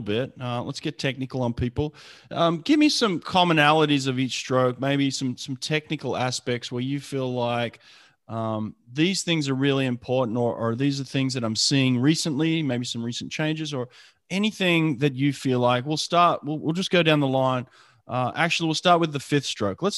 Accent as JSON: {"language": "English", "country": "Australia", "tie": "born or raised there", "said": "growing up in Australia at the time"}